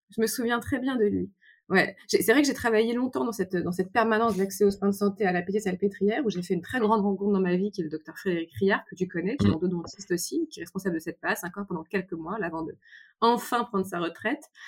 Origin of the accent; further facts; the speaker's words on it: Paris, Île-de-France, France; je suis parisienne, issue d'une famille très bourgeoise